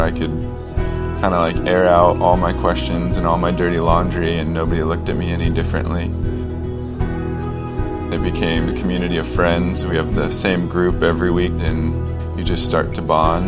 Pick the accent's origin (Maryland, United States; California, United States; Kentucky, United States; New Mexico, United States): California, United States; Long Beach; I grew up in Long Beach, California, and I grew up in a pretty conservative, sheltered Christian home